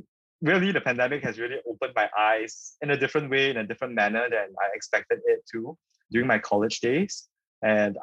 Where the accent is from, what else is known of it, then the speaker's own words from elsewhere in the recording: Singapore; born and raised in Singapore